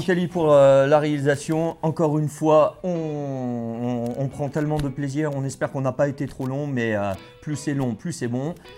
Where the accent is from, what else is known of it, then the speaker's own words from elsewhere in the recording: Bordeaux, Nouvelle-Aquitaine, France; je suis bordelais